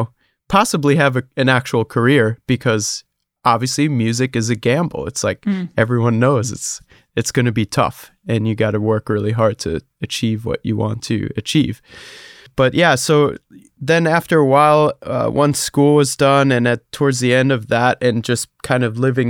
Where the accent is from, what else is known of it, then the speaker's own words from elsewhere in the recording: Hesse, Germany; I grew up in Germany, close to Frankfurt. So, you know, not a very popping music scene over there.